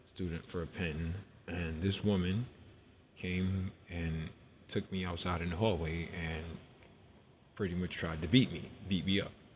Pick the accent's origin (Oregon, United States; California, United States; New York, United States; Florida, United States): New York, United States; New York City; I grew up in New York City. Was born in New York